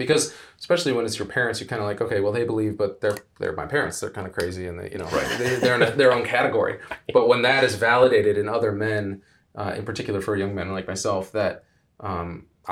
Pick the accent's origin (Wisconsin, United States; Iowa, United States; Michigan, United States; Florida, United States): Michigan, United States; Ann Arbor; born and raised in Ann Arbor, Michigan